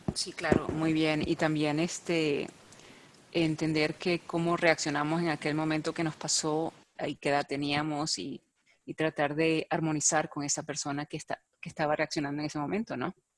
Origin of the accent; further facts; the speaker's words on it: Venezuela; soy venezolana